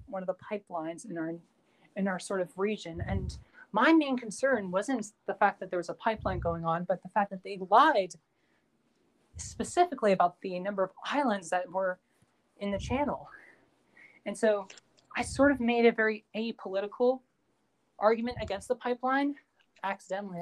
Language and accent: English; Canada; I'm Canadian